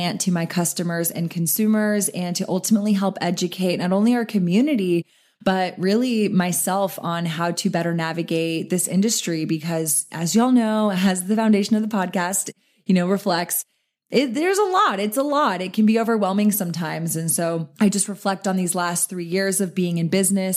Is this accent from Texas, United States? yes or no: yes; Austin, Texas, United States; here in Austin where I'm born and raised, my hometown